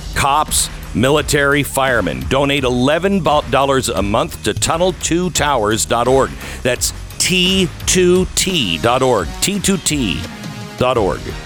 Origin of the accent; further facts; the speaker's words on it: Pacific Northwest, United States; I grew up in the Pacific Northwest.